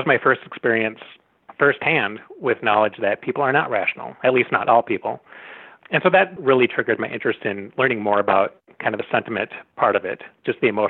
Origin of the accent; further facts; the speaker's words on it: North Woods of Wisconsin, United States; I grew up in the North Woods of Wisconsin, so not too far from here.